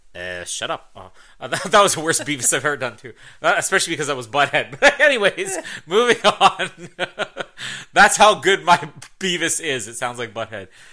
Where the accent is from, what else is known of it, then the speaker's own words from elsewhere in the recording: Canada; accent: Canadian; I'm not Canadian